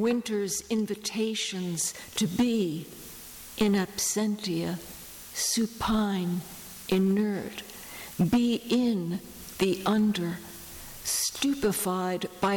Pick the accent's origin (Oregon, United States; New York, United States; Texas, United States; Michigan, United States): New York, United States; New York City; I grew up in New York City